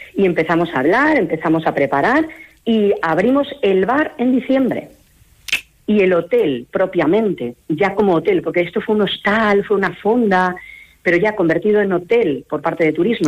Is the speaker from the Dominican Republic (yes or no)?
no; Mallorca, Balearic Islands, Spain; moved away as an adult; now in Palencia, Spain; los que somos de Mallorca sabemos lo que es vivir allí